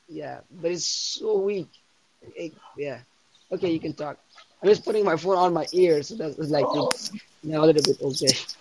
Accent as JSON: {"language": "English", "country": "Afghanistan", "said": "I'm not from London. In fact, I'm from Afghanistan"}